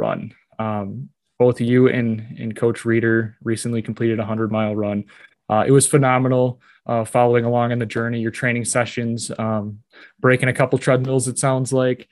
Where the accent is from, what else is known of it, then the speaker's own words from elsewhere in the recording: Monroe, Wisconsin, United States; my hometown of Monroe